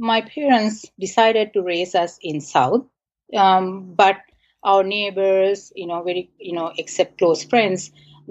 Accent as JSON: {"language": "English", "country": "Sri Lanka", "tie": "born or raised there", "moved": "as an adult", "lives_now": "United States", "said": "So I was born and raised in Sri Lanka. Most of my life, I, you know, pretty much lived in Sri Lanka"}